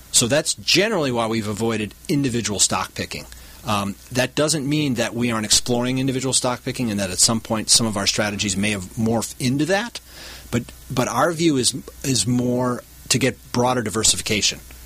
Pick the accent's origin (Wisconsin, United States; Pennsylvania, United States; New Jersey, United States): Wisconsin, United States; Milwaukee; moved away; I grew up in the Milwaukee, Wisconsin area